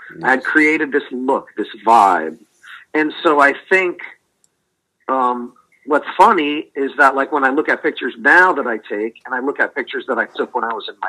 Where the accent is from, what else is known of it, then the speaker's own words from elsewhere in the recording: New England, United States; They know that I'm the I'm a New England guy.